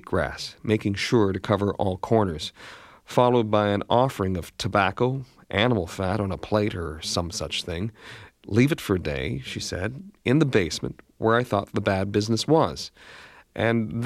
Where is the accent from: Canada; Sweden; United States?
Canada; Being Canadian